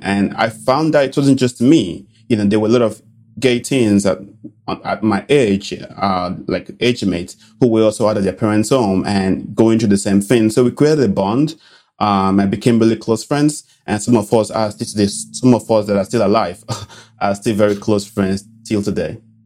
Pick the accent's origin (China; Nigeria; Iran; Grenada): Nigeria; Benin City, Edo; moved away; I grew up in a little city, uh, called Benin City in Nigeria.